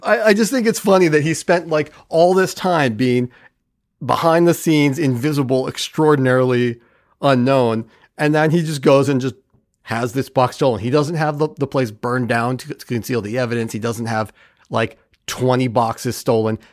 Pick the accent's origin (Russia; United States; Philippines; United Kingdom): United States; Bay Area, California; I grew up in the Bay Area in California